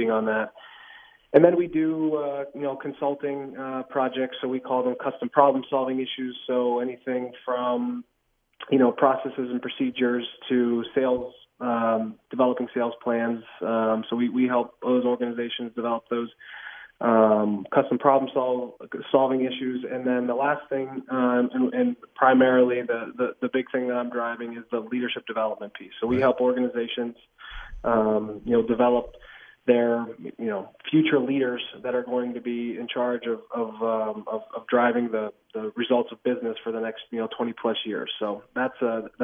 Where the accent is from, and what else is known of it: Pittsburgh, Pennsylvania, United States; born or raised there; moved away as an adult; now in Kansas City, United States